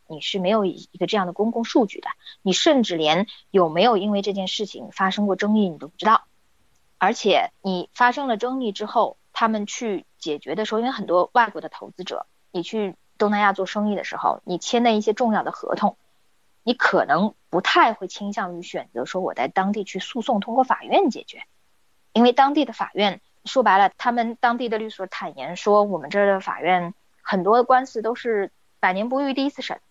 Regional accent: China; 很多时候我们中国人，但不仅仅是中国人啊

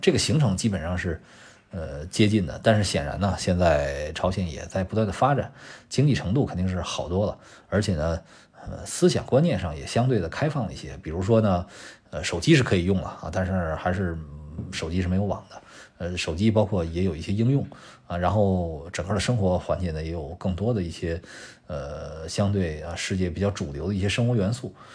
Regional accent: China; 作为我们中国人

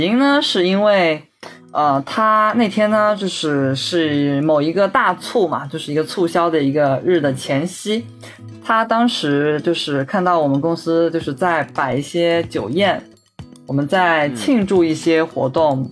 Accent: Ningbo, Zhejiang, China; 我是宁波人

